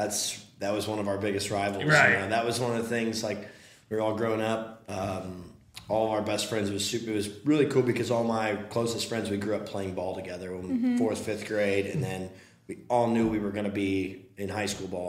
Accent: St. Charles, Missouri, United States; So, born and raised right here in St. Charles, it's where I grew up. We live at the same house the last 26 years, 27 years.

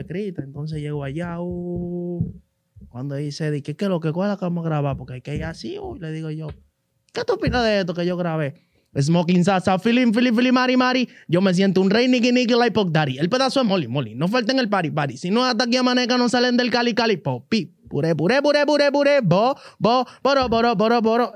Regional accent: Capotillo, Distrito Nacional, Dominican Republic; Yo vengo de Capotillo

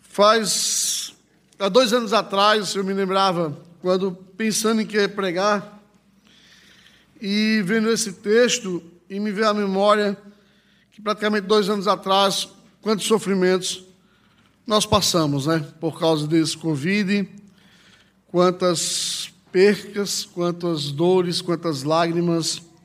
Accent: Northeast Region, Brazil; Lá na minha cidade, no Nordeste

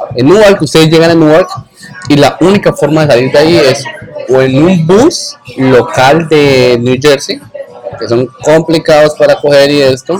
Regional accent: Colombia; moved away; como todo colombiano

